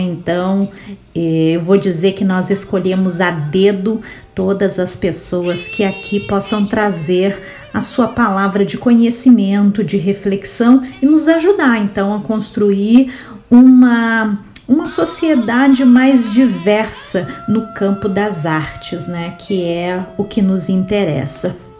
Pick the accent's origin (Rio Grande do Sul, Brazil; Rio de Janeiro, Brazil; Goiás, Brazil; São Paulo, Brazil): Rio Grande do Sul, Brazil; Eu sou gaúcha